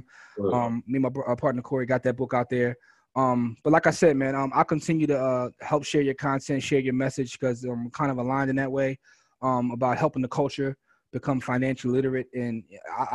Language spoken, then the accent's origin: English; Philadelphia, Pennsylvania, United States; I'm from Philly